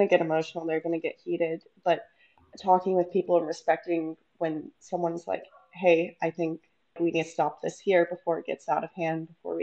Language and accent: English; the South, United States; I'm from the South in the United States, and it's definitely a more narrow-minded area to be